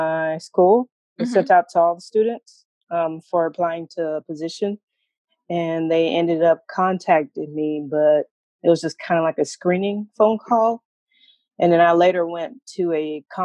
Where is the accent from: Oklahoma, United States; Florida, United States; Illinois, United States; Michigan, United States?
Florida, United States; Tallahassee; also born or lived in Caribbean (parents); now in Portland, United States; I grew up in Tallahassee, actually a pretty small city